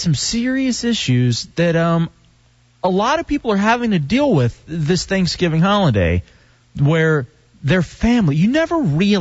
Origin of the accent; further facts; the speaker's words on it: Dallas, Texas, United States; moved away; growing up in Dallas, we'd watch the Cowboys